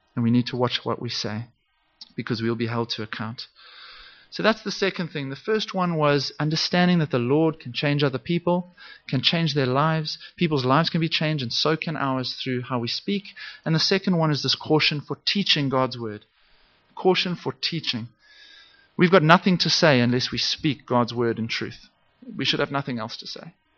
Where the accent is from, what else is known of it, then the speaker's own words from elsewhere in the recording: Zimbabwe; I, I grew up in Zimbabwe.